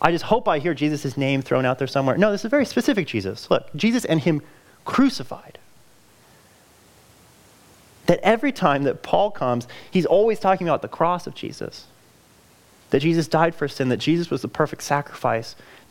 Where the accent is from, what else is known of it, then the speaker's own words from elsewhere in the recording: California, United States; moved away; I'm from California. That's where I grew up